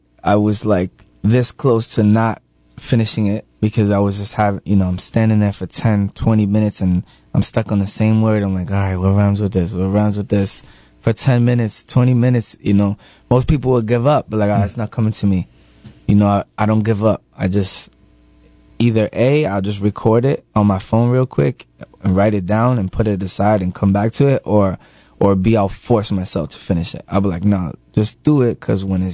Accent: Lawrence, Massachusetts, United States; I'm from Lawrence. It's you know, it's a poor, poverty, you know, stricken place

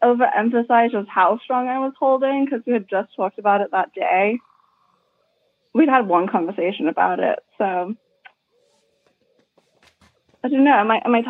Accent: United Kingdom; now in United States; I grew up in the UK.

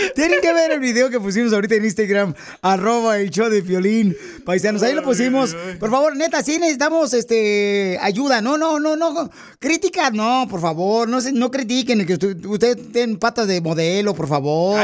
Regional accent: Mexico; Soy mexicano

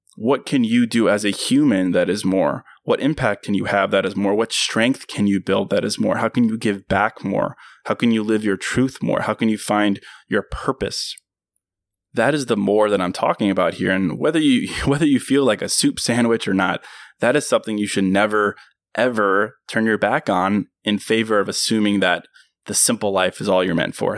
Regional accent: Virginia, United States; my hometown in Virginia

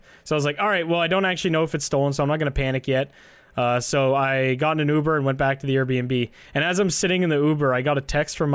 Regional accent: Canada

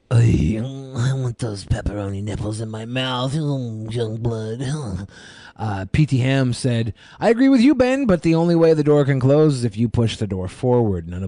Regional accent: British Columbia, Canada; in BC, I have seen a bear in the well. Uh, I can't really call it a city. Being Canadian, we have igloos.

